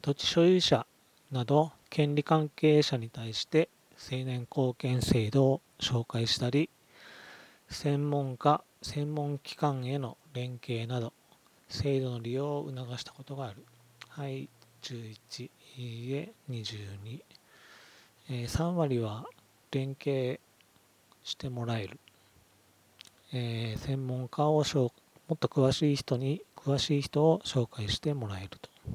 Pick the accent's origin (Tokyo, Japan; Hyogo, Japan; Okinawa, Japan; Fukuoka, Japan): Okinawa, Japan; 私は地元の沖縄県で相続や事業承継の一つの選択肢として民信託に関する講座などをやっており